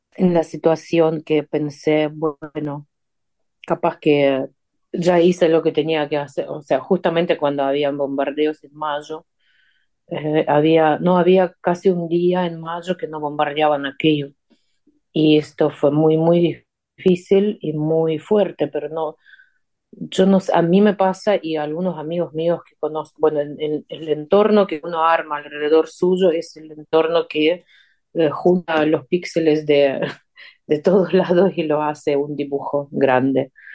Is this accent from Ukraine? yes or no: yes; Ukraine; Spanish is a second language; moved away as an adult; also born or lived in Argentina; estoy en mi tierra